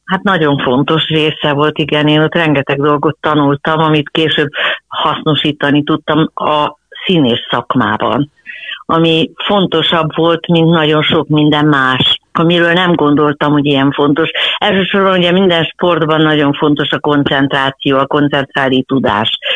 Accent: Budapest, Hungary; Abban az időben nem volt senkinek, lehet, hogy valakinek vidéken vagy falun előfordulhatott, hogy volt egy-egy lova, de itt Budapesten sportegyesületek voltak

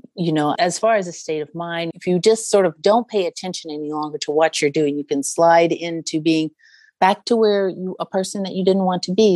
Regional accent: United States

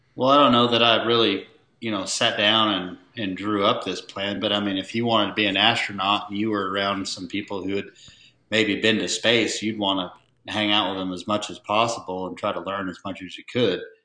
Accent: Oregon, United States; moved away as an adult; also born or lived in Portland, Oregon / Terrebonne, Oregon / Redmond, Oregon; now in Texas, United States; I was born in Portland, Oregon, and uh, both of my parents trained and showed cutting horses

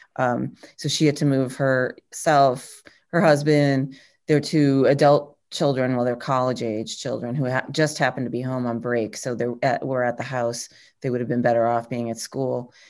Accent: New England, United States; I'm a New England person

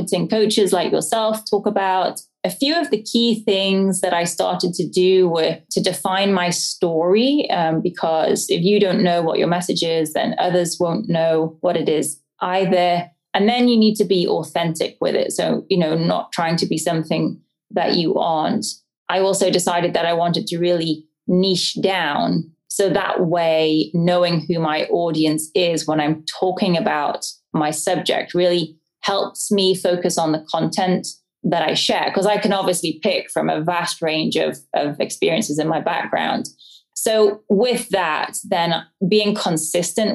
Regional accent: the English countryside, England, United Kingdom; moved away; I grew up in the English countryside, as you can probably tell by my accent. I'm not from around here.

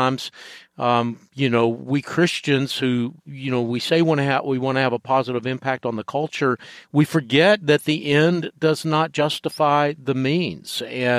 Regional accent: the South, United States; Yeah, I was raised in the South, and sometimes whenever I travel, people say, you don't sound like you're from the South

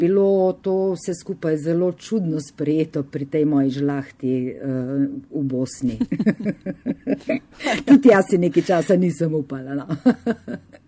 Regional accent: Carinthia, Slovenia; moved away as an adult; also born or lived in Upper Carniola (Gorenjska); now in Škofja Loka, Slovenia; jaz sem Korošica, naturalizirana Gorenka, sem že kar skoraj 30 let na Gorenskem, živim v Škofiloki.

